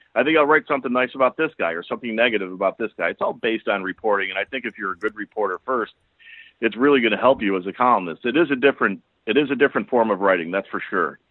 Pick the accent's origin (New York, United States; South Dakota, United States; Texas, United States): New York, United States; Buffalo; moved away as an adult; also born or lived in Albany / Harrisburg, Pennsylvania / Philadelphia; as a young kid growing up in Buffalo